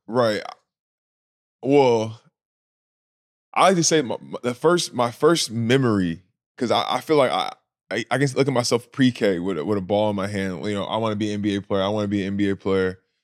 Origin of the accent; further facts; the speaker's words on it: Anaheim, California, United States; also born or lived in the Southern United States; I was born in Anaheim, California. Uh, my parents from the South, so I needed some time back, um, in the South right after, then I moved back to California. So, I would say California, born and raised.